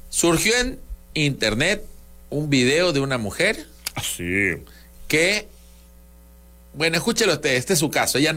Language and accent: Spanish; Tabasco, Mexico; accent: Tabasco; en siete años por fin, alguien creyó que soy de México. No puedo creerlo, gente. Es mi acento de Tabasco.